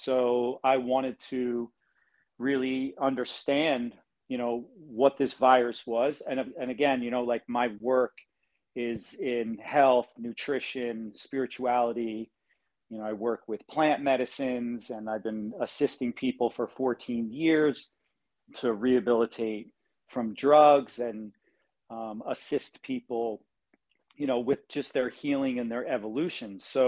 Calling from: Hawaii, United States; I'm in Hawaii, on the island of Kauai.

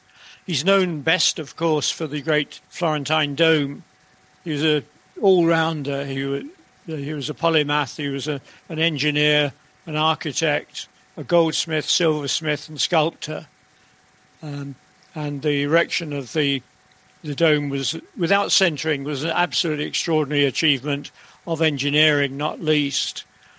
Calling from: Woodstock, South East England, United Kingdom; Hello, yep, I'm joining you from Woodstock near Oxford, which is much nicer than London.

